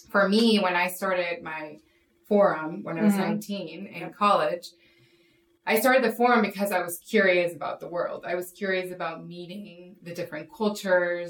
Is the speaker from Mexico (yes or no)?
yes; Mexico; moved away; I grew up in Mexico where it's very Catholic